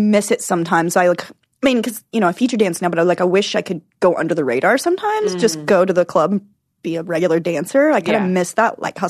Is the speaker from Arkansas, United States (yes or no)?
yes; Arkansas, United States; born or raised there; moved away as an adult